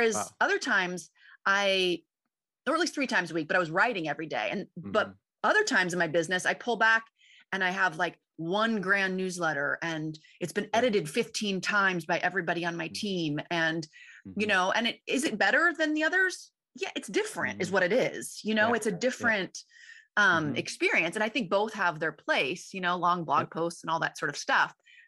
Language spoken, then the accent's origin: English; Ames, Iowa, United States; moved away; You're in my old hometown. Well, right outside.